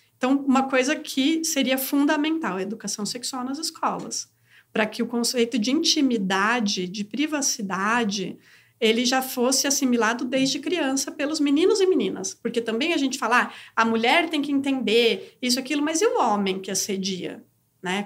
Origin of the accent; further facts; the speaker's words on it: Brazil; nasci mulher no Brasil